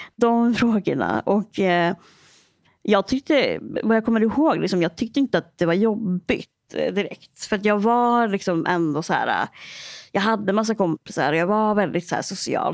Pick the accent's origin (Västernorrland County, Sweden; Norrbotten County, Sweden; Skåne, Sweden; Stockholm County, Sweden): Västernorrland County, Sweden; Örnsköldsvik; jag kommer ju från Örnsköldsvik